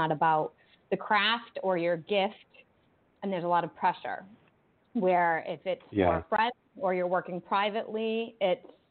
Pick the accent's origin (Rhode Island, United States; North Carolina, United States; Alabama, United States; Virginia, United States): Rhode Island, United States; I grew up in Rhode Island